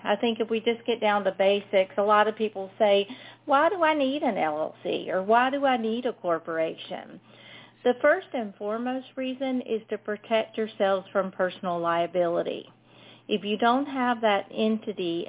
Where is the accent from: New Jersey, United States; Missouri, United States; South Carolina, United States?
South Carolina, United States; if y'all couldn't tell from my accent, I'm from South Carolina